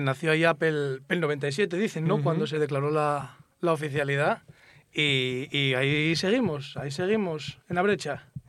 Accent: Bimenes, Asturias, Spain; Yo vivo en mi pueblo, en Santa Gadía.

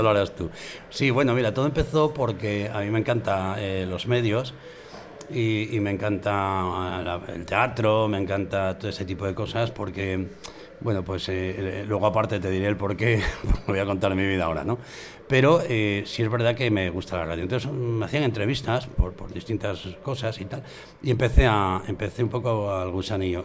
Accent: Cantas, Asturias, Spain; also born or lived in Cabrales; yo soy de Cantas en realidad

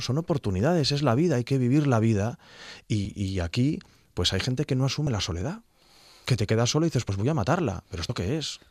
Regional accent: Gijón, Asturias, Spain; soy de Gijón

